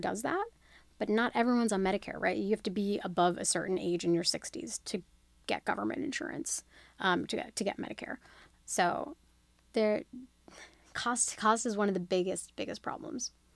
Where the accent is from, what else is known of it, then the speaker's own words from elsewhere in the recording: Australia; moved away; I was born and raised in Australia.